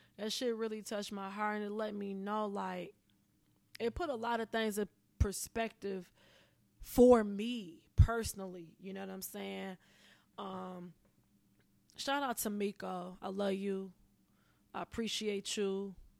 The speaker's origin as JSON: {"language": "English", "town": "Pontiac", "region": "Michigan", "country": "United States", "moved": "yes", "lives_now": "Los Angeles, United States", "said": "I'm originally from Pontiac"}